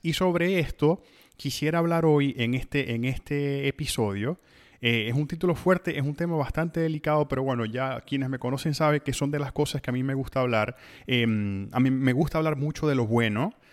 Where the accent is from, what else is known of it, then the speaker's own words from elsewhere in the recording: Venezuela; moved away; nosotros mismos como venezolanos